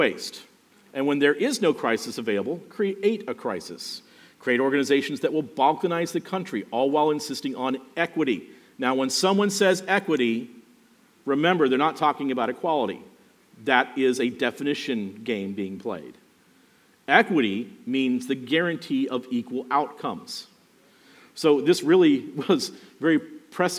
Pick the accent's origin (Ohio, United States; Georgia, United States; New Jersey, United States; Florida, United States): Florida, United States; Miami; I grew up basically around Cayo Ocho and Northwest 2nd Street.